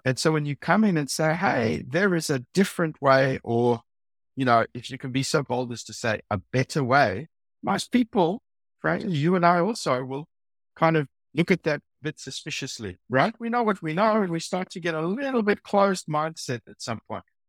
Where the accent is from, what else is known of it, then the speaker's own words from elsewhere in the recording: South Africa; accent: South African; also born or lived in Silicon Valley, United States / Shanghai, China; now in Sydney, Australia; my accent is a South African accent.